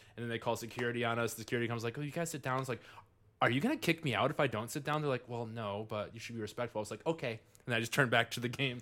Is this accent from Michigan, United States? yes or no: yes; Livonia, Michigan, United States; I grew up in Livonia, Michigan